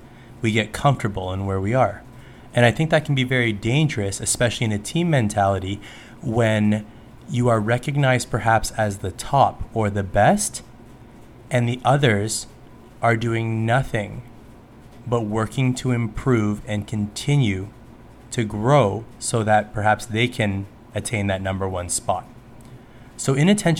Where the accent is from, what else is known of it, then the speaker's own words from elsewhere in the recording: Canada; especially as a Canadian